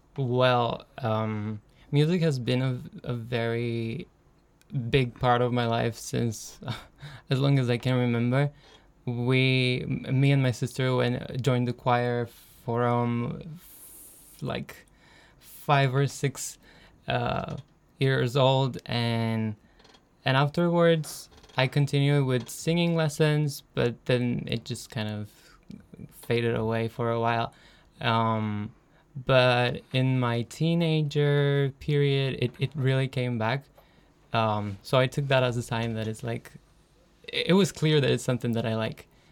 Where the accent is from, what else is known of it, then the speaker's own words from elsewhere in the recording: Romania; moved away as an adult; now in Denmark; I come from Romania